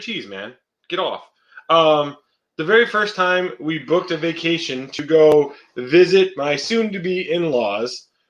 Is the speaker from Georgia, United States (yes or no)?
no; Wisconsin, United States; I'm originally from Wisconsin.